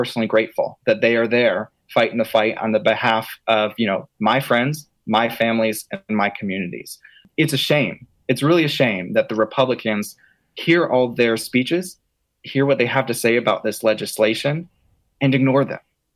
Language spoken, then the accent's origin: English; Acworth, Georgia, United States; also born or lived in Hartford, Connecticut; I'm from Ackworth. I went to high school here at North Cobb High School